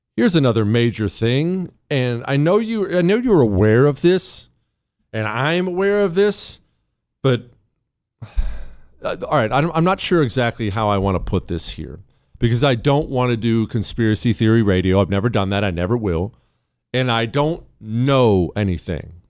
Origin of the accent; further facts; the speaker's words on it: United States; I'm an American